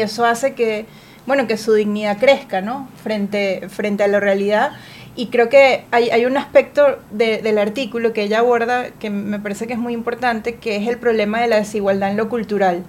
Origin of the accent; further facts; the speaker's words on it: Venezuela; nos demanda como personas, como venezolanos